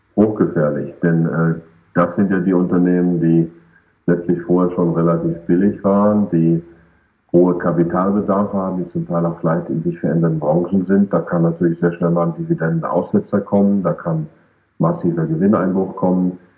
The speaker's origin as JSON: {"language": "German", "country": "Germany", "said": "wir Deutschen"}